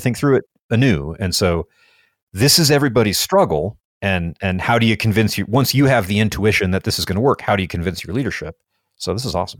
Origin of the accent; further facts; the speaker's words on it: United States; I'm an American.